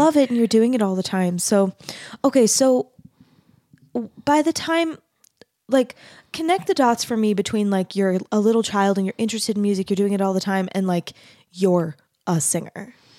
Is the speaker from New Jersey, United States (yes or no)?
no; Arizona, United States; moved away as an adult; also born or lived in Texas; I grew up in Arizona, which is not, and then I went to school in Texas.